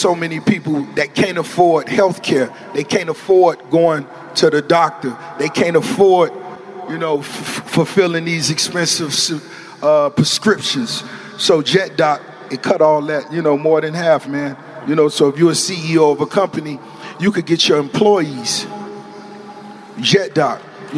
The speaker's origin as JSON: {"language": "English", "town": "Miami", "region": "Florida", "country": "United States", "tie": "born or raised there", "said": "But as far as the flavor and the style, growing up in Miami, it's always been universal."}